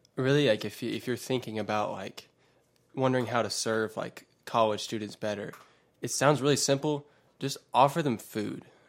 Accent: West Georgia, United States; I'm from the West Georgia area, uh, and have lived here for a while now, most of my life

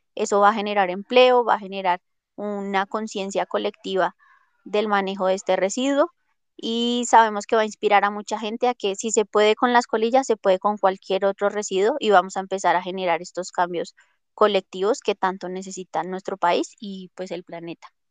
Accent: Colombia; yo la verdad amo mi país

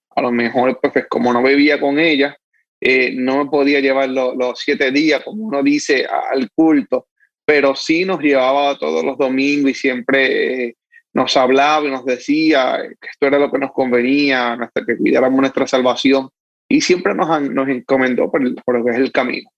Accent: Manatí, Puerto Rico; now in Dorado, Puerto Rico; Sí, soy de Manatí, nacido y criado en Manatí. Actualmente vivo en Dorado, pero me nací y, me crié en Manatí.

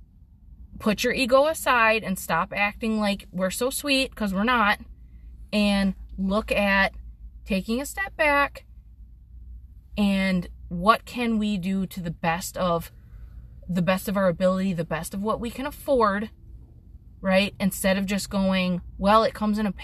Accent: United States

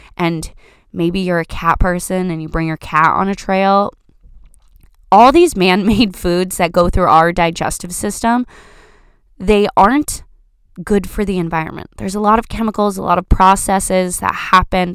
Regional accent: Florida, United States; now in Washington, United States; I grew up in Florida, growing up next to the National Park of the Everglades

